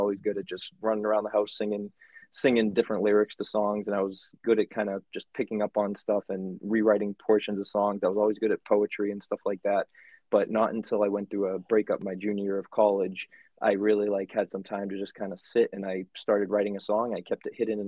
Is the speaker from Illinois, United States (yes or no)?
no; Rowley, Massachusetts, United States; also born or lived in Dracut, Massachusetts / Connecticut; the small town part in Rowley, right next to Ipswich. And so I grew up there, been in Massachusetts my whole life.